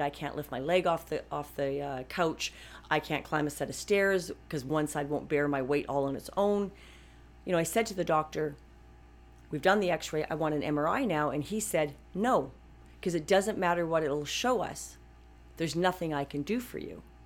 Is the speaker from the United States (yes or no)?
no; Canada; I'm a Canadian